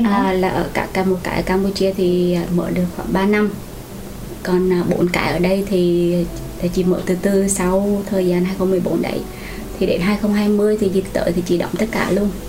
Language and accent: Vietnamese; Quảng Trị, Vietnam; moved away as an adult; also born or lived in Hue; now in Ho Chi Minh City, Vietnam; chị người gốc ở Quảng Trị, chị đến ở Sài Gòn khoảng 12 năm rồi